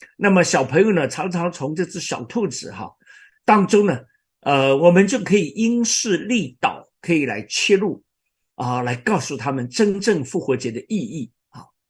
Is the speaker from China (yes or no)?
yes; China; 我们中国人一向是所谓的敬天啊，敬天祭祖